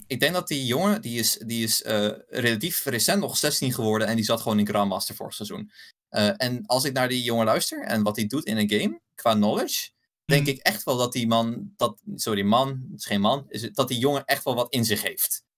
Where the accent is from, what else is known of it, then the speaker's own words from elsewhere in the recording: Belgium; accent: Belgian; Ik, ik, ik, kom uit Belgisch bloed. ik heb Belgisch accent